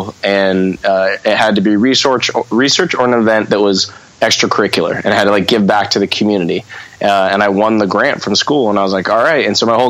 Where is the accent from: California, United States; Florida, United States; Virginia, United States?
California, United States; Redondo Beach; I know I'm from the South Bay, I'm from Redondo, Manhattan Beach, and like punk in on the West Coast started there to me